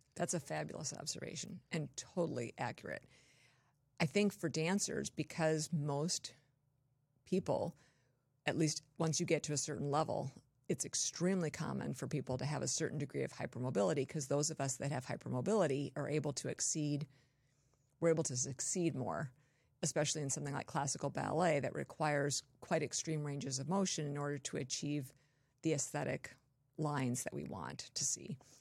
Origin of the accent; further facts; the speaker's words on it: Torrance, California, United States; moved away; also born or lived in Wisconsin / Colorado; I was born and raised in Southern California.